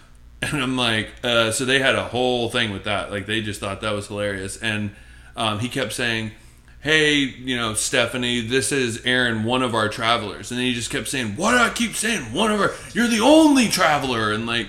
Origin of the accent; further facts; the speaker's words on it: Brooklyn, New York, United States; I'm from Brooklyn, bro. {S1} Yeah. {S0} Like born in Brooklyn.